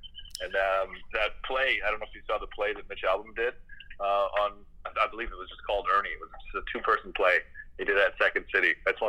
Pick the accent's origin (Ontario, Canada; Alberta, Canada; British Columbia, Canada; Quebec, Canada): Ontario, Canada; Windsor; Yeah, I grew up in Walkerville